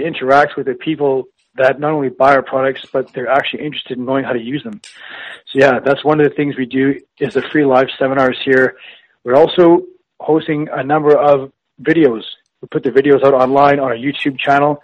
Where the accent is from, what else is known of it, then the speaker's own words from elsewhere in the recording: Winnipeg, Manitoba, Canada; I was born and raised in Winnipeg.